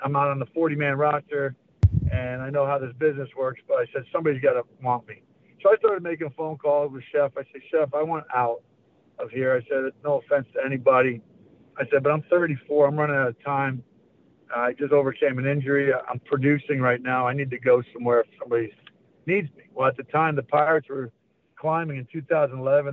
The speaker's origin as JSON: {"language": "English", "town": "Syracuse", "region": "New York", "country": "United States", "tie": "born or raised there", "said": "I loved where I grew up in Syracuse, New York"}